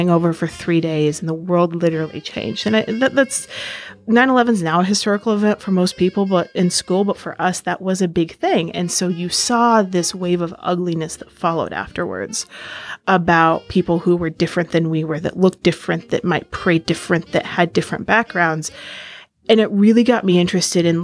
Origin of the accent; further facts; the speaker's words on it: Ainsworth, Nebraska, United States; moved away as an adult; also born or lived in Egypt; now in Washington, D.C., United States; I am originally from Ainsworth, Nebraska. I now live in the D.C. area